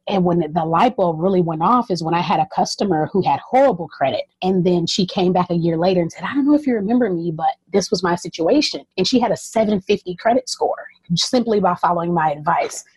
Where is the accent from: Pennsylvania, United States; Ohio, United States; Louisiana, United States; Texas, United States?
Texas, United States; Southeast; also born or lived in North Carolina; growing up in Southeast Texas and even growing up part of the time in North Carolina